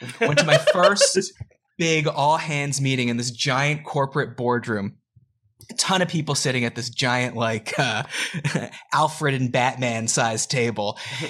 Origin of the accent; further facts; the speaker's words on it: Canada; moved away as an adult; also born or lived in Atlanta, Georgia, United States; now in Los Angeles, United States; I am from Canada. I moved to America in 2013, moved to Georgia, of all places, Atlanta, Georgia